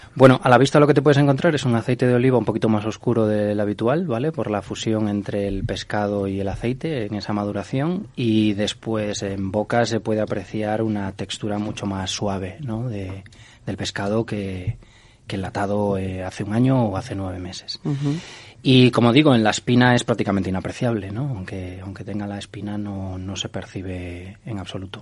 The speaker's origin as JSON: {"language": "Spanish", "region": "Galicia", "country": "Spain", "said": "Yo como gallego"}